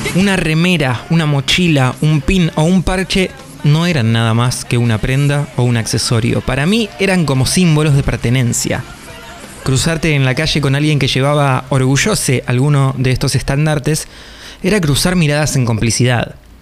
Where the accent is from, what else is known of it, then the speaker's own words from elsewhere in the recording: Buenos Aires Province, Argentina; los que somos del sur del Gran Buenos Aires